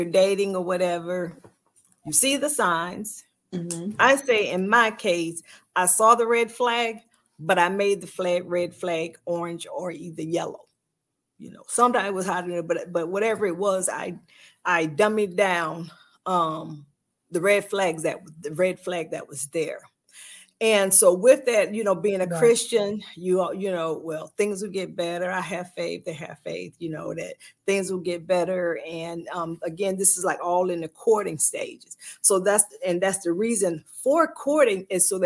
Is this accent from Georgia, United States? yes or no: yes; Sylvania, Georgia, United States; I am from Sylvania, Georgia